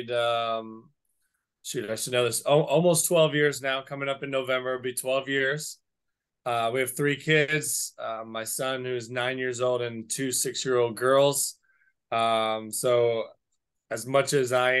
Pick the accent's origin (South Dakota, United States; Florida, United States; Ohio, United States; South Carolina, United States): Florida, United States; South; moved away; I'm from South Florida.